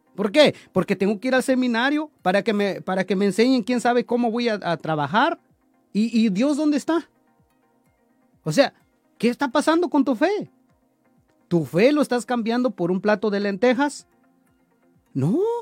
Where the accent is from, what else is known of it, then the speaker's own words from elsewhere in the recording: Chalcatongo, Oaxaca, Mexico; moved away; de allá de mi pueblo de Chalcatongo